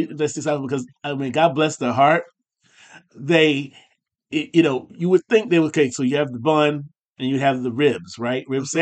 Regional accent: Findlay, Ohio, United States; now in Houston, United States; in my hometown of Findlay

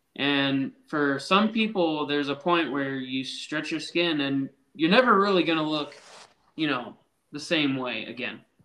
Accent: Nebraska, United States; I'm only from Nebraska

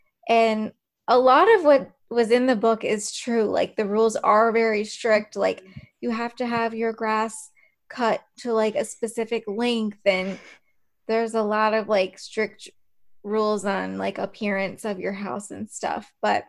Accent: Northeast Ohio, United States; I think we mentioned in our first episode that we're from Northeast Ohio

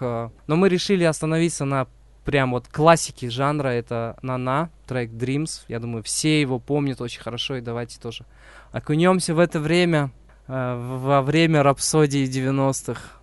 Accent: Uzbekistan; now in Kazakhstan; я родился в Узбекистане

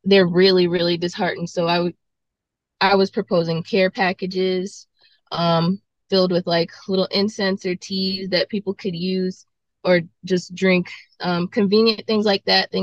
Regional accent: Greenville, Mississippi, United States; now in Jackson, United States; growing up in Greenville, Mississippi, where I'm from, we had tornadoes all the time

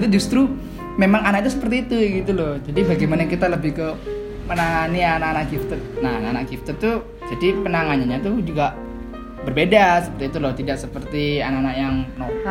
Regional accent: Jember, East Java, Indonesia; also born or lived in Surabaya; saya kalau asal tuh sebenarnya dari Surabaya kalau lahir. Cuma karena uh. saya sudah lama di Jember, jadinya saya uh, bilangnya ya tetap saya jadi Jember

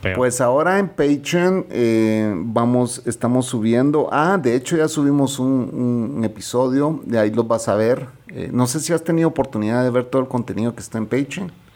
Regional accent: Guatemala; los guatemaltecos somos chapines y chapinas

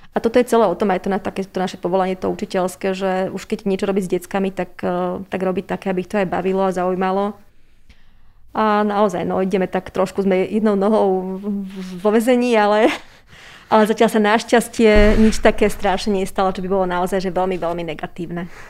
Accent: Trenčín, Trenčín Region, Slovakia; moved away as an adult; now in Bratislava, Slovakia; som Trenčianka

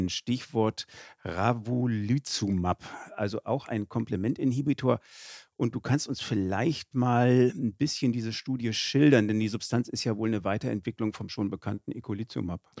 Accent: Cologne, North Rhine-Westphalia, Germany; ich komme aus Köln

